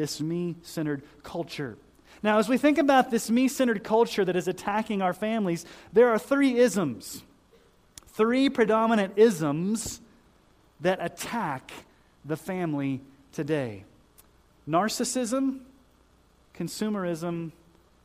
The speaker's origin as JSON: {"language": "English", "town": "Colorado Springs", "region": "Colorado", "country": "United States", "tie": "born or raised there", "moved": "yes", "said": "I grew up in Colorado Springs"}